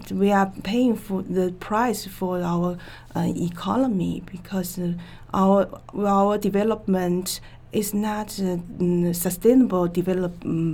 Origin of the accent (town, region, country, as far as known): China; born or raised there; English is a second language